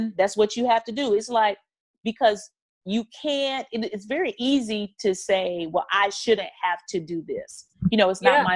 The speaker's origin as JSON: {"language": "English", "region": "North Carolina", "country": "United States", "tie": "born or raised there", "said": "I'm from North Carolina. I was grew up on a farm."}